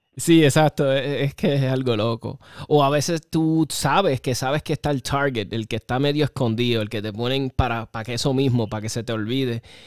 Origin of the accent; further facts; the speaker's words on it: Puerto Rico; nosotros, los boricuas